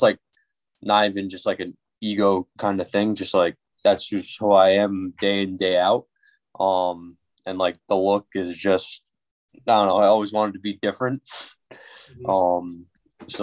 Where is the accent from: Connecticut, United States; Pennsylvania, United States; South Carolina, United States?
Connecticut, United States; Putnam; I grew up in Putnam, Connecticut